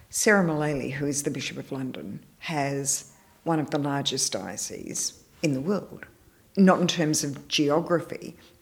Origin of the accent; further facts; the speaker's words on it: Melbourne, Victoria, Australia; moved away as an adult; now in Perth, Australia; I came back to Melbourne, which was my hometown